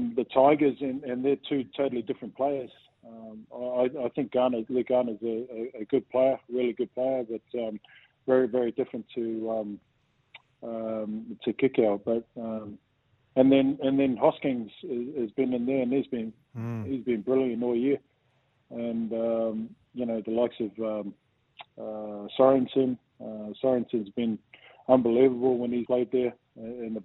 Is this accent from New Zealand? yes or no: yes; New Zealand; growing up in New Zealand